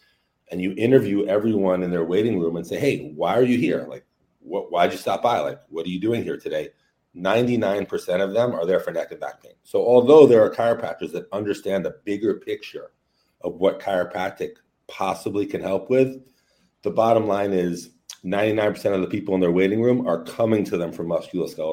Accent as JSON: {"language": "English", "town": "New York City", "region": "New York", "country": "United States", "tie": "born or raised there", "said": "raised in New York City. I'm from Brooklyn, New York."}